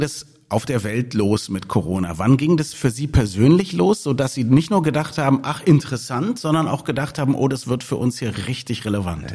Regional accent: Berlin, Germany; als Berliner.

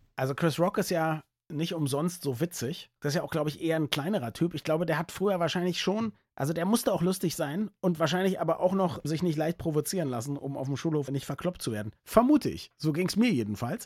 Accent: Berlin, Germany; Ich als nicht sportbegeisterter Berliner

